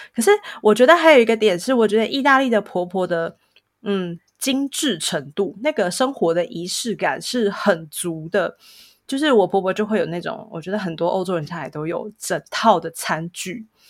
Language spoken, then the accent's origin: Chinese; Taiwan; moved away as an adult; now in Milan, Italy; 就可能跟我们那个腔调很像吧。台湾其实也会有什么北部腔、南部腔这种事情。